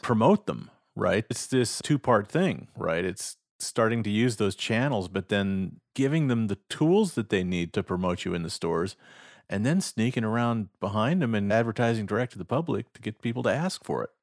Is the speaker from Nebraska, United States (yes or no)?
yes; Nebraska, United States; my home state of Nebraska